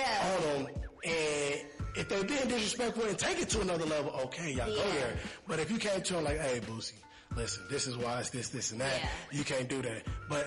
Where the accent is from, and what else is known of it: Kansas City, Missouri, United States; moved away; also born or lived in Decatur